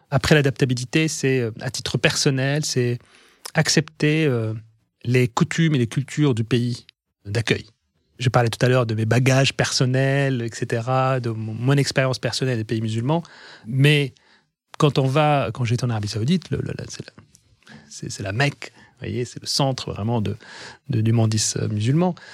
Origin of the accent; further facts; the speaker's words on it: France; pour moi, je suis français, je suis, j'ai mon pays, j'ai ma patrie, j'ai mon, mes racines sont en France